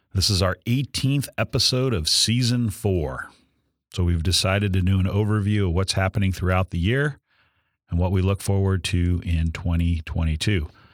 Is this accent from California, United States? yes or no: yes; San Diego, California, United States; my hometown, San Diego